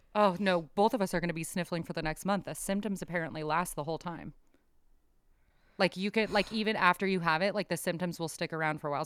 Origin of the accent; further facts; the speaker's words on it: San Diego, California, United States; also born or lived in Bay Area, California; I am from San Diego, lived in San Diego, but lived up in the Bay Area for a while